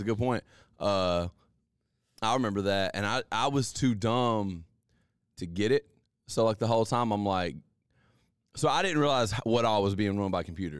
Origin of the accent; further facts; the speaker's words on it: Alabama, United States; also born or lived in Columbus, Mississippi; now in Mississippi, United States; Technically, I'm actually from Alabama